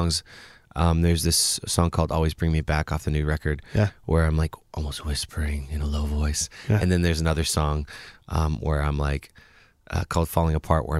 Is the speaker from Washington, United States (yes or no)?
yes; Bellingham, Washington, United States; Even Bellingham was like, since I grew up outside of Bellingham, was kind of a bigger place.